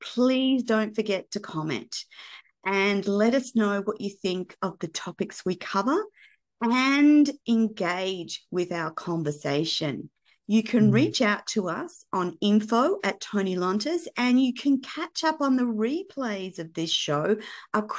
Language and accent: English; Australia; as an Australian